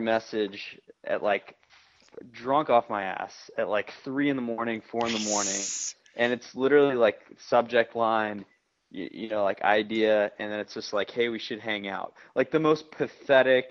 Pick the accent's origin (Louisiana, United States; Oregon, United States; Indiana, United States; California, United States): Louisiana, United States; New Orleans; I was from New Orleans